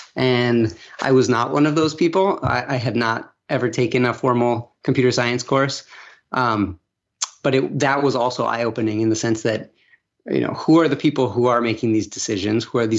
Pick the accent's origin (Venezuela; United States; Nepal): Venezuela; I grew up abroad. I grew up in Venezuela. I had a very privileged upbringing, went to international schools